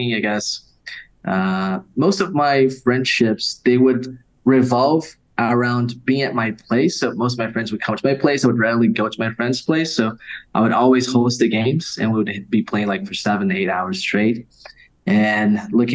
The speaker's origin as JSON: {"language": "English", "country": "Brazil", "said": "I'm from Brazil."}